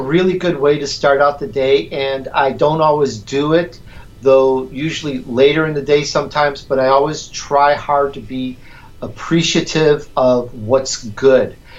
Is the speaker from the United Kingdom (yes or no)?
no; Chicago, Illinois, United States; accent: Chicagoan; also born or lived in Sicily, Italy / California; now in Southern California, United States; I was born in Sicily, Italy. I grew up in Chicago, so you're going to get that sometimes that Chicagoan harsh little harsh accent comes out